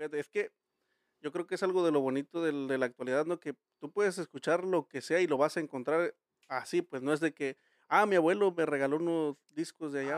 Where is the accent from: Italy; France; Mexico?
Mexico; los mexicanos somos muy fiesteros